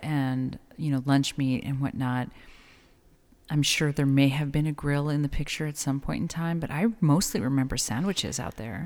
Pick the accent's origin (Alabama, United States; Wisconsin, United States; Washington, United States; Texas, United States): Texas, United States; El Paso; now in Las Cruces, United States; being born and raised in El Paso